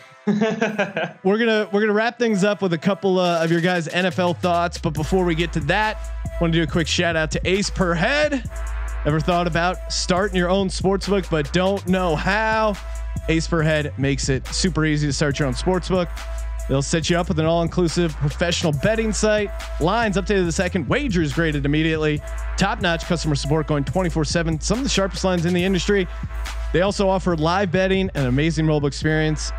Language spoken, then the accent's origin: English; East Coast, United States; moved away; when I was growing up on the East Coast